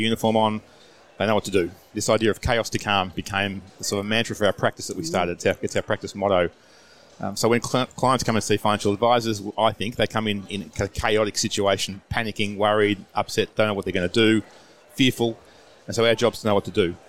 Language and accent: English; Australia; accent: Aussie